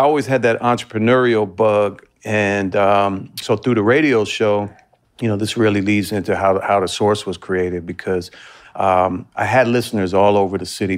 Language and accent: English; Washington, District of Columbia, United States; I'm born and raised in Washington, D C. Um, so I grew up, uh, in the city